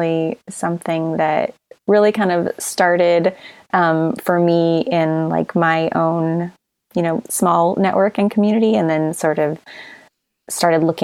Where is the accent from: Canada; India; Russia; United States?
United States; Missouri; now in California, United States; I'm from Missouri and I live in California now, but so my parents were in Missouri